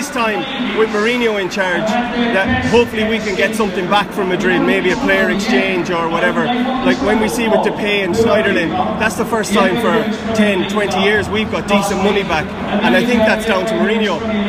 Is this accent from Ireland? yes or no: yes; Ireland; I'm from Ireland.